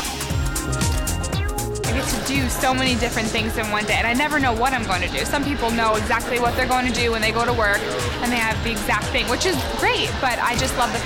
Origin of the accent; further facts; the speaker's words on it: Orange County, upstate New York, United States; I'm from Orange County, which is a small town upstate New York